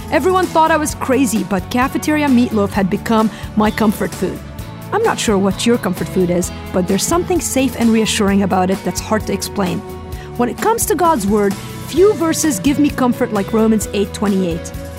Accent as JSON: {"language": "English", "country": "Lebanon", "tie": "born or raised there", "moved": "as an adult", "said": "this is today's Single Christian. I grew up in Lebanon"}